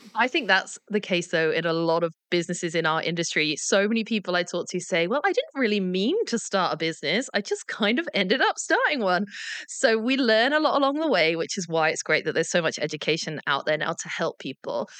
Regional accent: England, United Kingdom; As an English person

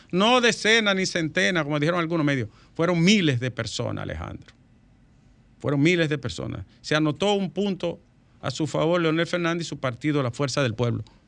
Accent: Dominican Republic; un paísito pequeño como el nuestro

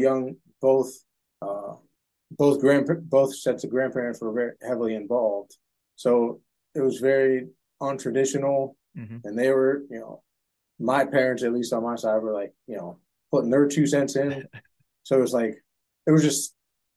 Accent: Youngstown, Ohio, United States; born and raised in Youngstown, Ohio

